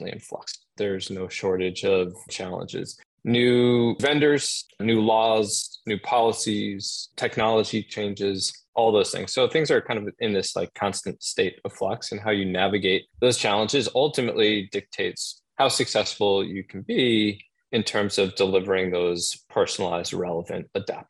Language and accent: English; Boston, Massachusetts, United States; now in New York City, United States; I'm originally from Boston.